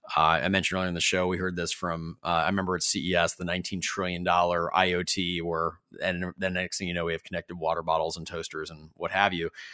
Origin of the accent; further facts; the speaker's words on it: Ferndale, Michigan, United States; In my hometown in Metro Detroit and Ferndale